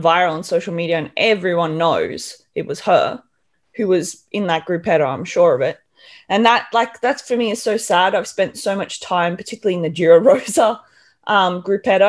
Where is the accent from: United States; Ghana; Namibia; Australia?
Australia; moved away as an adult; now in Europe; being an Australian